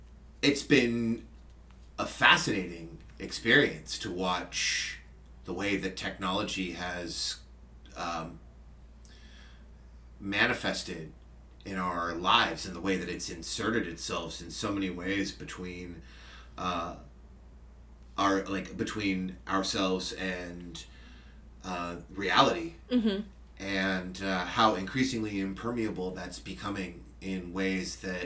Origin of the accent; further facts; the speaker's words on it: Fremont, California, United States; also born or lived in San Francisco / Redwood City / San Jose; I have lived in the Bay Area my entire life